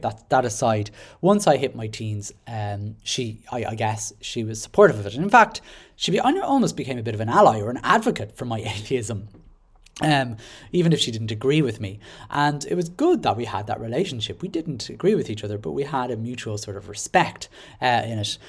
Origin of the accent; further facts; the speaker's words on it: Dublin, Leinster, Ireland; now in Carlow, Ireland; I was born in Dublin, and I now live in Carlow with my wife and child